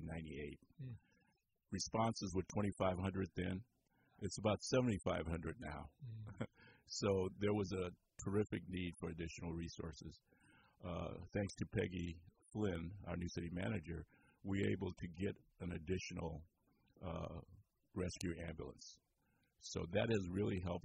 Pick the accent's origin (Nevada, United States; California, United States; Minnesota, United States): California, United States; Compton; moved away as an adult; now in Petaluma, United States; grew up in the city of Compton